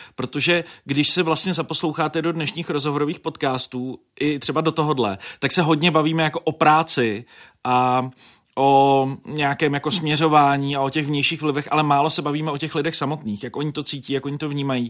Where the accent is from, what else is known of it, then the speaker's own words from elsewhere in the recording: Děčín, Ústí nad Labem Region, Czechia; v Děčíně, protože jsem to bral osobně, že hm, tenhle politik jede do mého rodného města